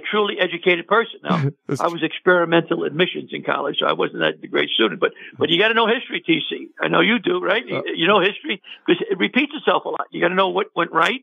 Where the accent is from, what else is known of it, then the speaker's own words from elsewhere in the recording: New York City, New York, United States; I'm from New York City